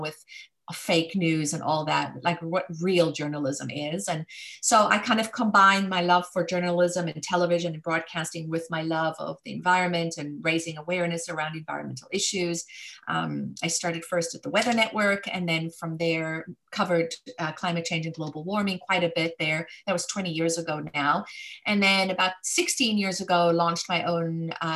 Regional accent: South Africa; moved away; growing up in Africa during apartheid, it was a very difficult country to grow up

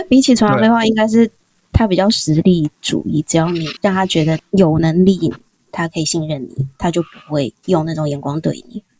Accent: Taipei, Taiwan; 那可是我们也是台北人呐、啊，这样讲好像不太公平。本来在台北也不用付房租啊

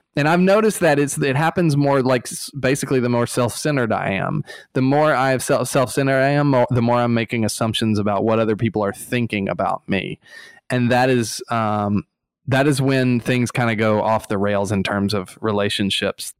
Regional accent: Eufaula, Alabama, United States; moved away; Eufaula, Alabama

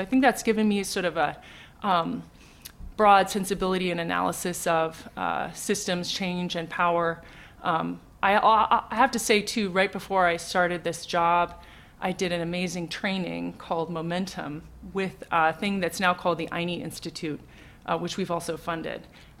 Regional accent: London, United Kingdom; born there; I was born in London. My father is from Ireland.

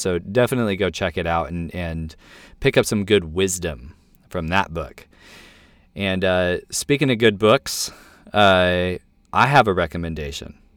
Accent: United States; I'm an American Christian

